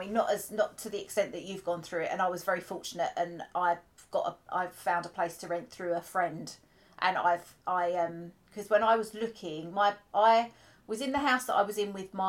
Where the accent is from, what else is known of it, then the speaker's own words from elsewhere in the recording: United Kingdom; first language English; I'm born in this country. English is my first language